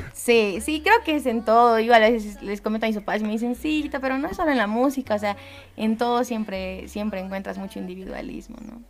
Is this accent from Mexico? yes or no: no; Bolivia; como bolivianos